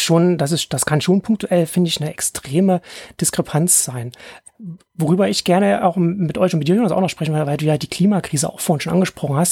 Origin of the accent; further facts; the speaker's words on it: Ore Mountains, Saxony, Germany; ich bin in Sachsen im Erzgebirge aufgewachsen.